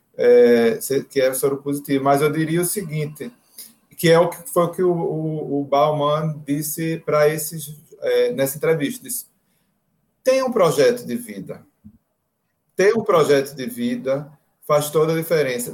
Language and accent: Portuguese; Northeast Brazil, Brazil; A gente é do Nordeste